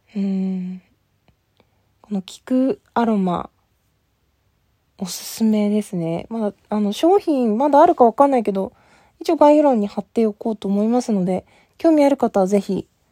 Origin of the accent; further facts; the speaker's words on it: Asahikawa, Hokkaido, Japan; 私、あの、北海道出身で、旭川出身